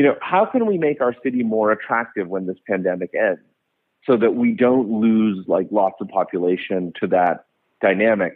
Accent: suburbs of Boston, Massachusetts, United States; moved away as an adult; also born or lived in Calcutta, India / New York City; now in San Francisco Bay Area, United States; I was born in Calcutta, but then I grew up in the suburbs of I mainly grew up in the suburbs of Boston

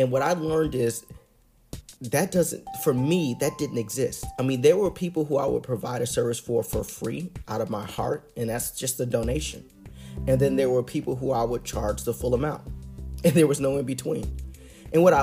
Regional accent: Illinois, United States; here in my home state of Illinois

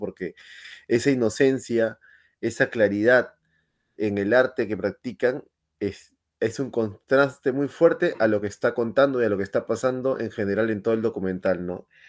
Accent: Peru; moved away; yo soy de Perú

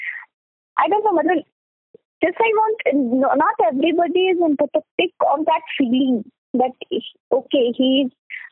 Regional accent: Varanasi, Uttar Pradesh, India; now in Delhi, India; I am like from Varanasi, but I am like right now I am living in Delhi.

